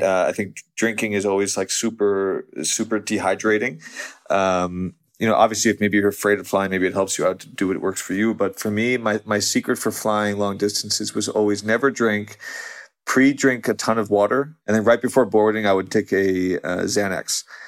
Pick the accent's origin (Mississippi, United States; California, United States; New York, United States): New York, United States; outside; moved away as an adult; also born or lived in Los Angeles; whole childhood, I grew up outside New York